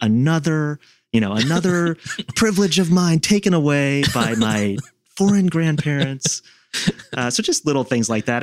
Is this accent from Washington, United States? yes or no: yes; Seattle, Washington, United States; now in Washington, D.C., United States; in Seattle growing up